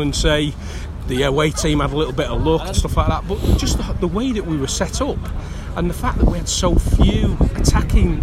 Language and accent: English; Manchester, North West England, United Kingdom; I grew up in Gorton, which is the bluest area in Manchester